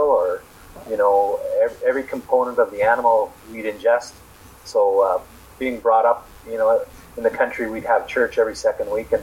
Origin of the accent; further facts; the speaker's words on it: Lockport, Manitoba, Canada; moved away as an adult; also born or lived in Fraserwood, Manitoba; now in Alberta, Canada; we grew up in the Lockport area.